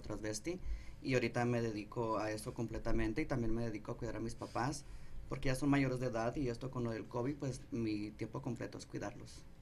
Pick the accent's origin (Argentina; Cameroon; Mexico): Mexico; Agua Prieta, Sonora; accent: Sonora; De Sonora, de Guaprieta, Sonora